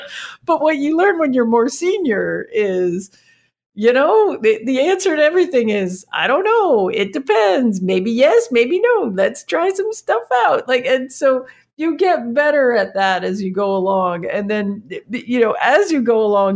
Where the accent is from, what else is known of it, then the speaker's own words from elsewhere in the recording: Canada; I'm from Canada and we run this little startup